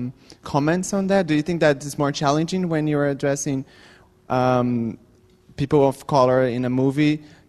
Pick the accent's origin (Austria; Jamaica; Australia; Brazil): Brazil; I come from Brazil